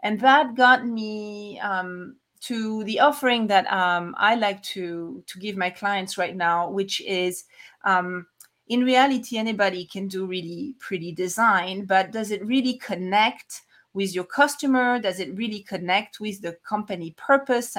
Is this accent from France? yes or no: yes; France; moved away as an adult; also born or lived in Paris, France / Atlanta, United States / New York, United States; now in Salt Lake City, United States; I'm originally from France, but I'm now located in the US in Utah, Salt Lake City of all places.